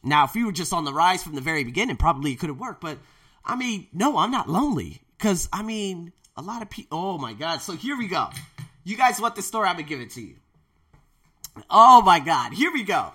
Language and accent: English; United States; now in Thailand; I'm an American teacher